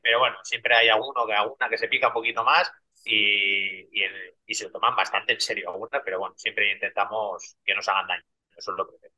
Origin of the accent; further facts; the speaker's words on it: Basque Country, Spain; Yo, como soy vasco